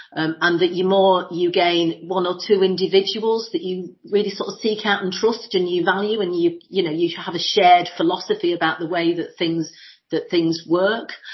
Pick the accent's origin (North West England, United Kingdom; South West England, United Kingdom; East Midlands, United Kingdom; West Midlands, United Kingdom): East Midlands, United Kingdom; Lincolnshire; moved away as an adult; also born or lived in London / New York; born and bred in Lincolnshire.